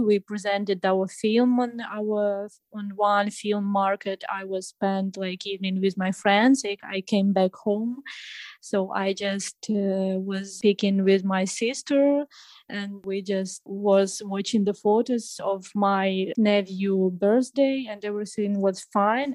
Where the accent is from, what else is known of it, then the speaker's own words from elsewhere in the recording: Ukraine; English is a second language; moved away as an adult; also born or lived in Kyiv outskirts; now in Poland; from Ukraine.